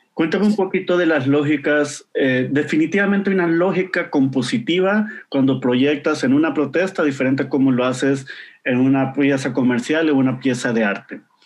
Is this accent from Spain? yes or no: no; Honduras; yo vengo de Honduras